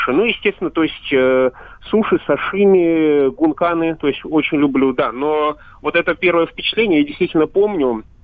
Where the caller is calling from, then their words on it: Moscow Oblast, Russia; Э, я из Московской области.